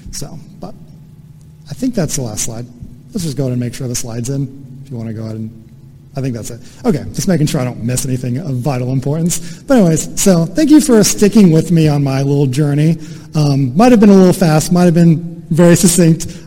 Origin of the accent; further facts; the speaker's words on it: United States; as an American